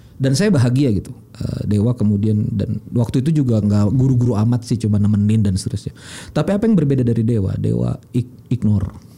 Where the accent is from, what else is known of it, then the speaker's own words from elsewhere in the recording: Banjar, South Kalimantan, Indonesia; saya orang Banjar